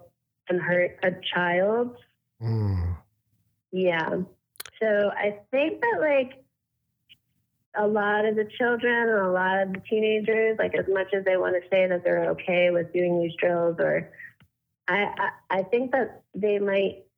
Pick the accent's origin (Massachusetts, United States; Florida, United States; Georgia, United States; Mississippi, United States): Florida, United States; Coral Springs; I grew up in Coral Springs. I went to school at Douglas.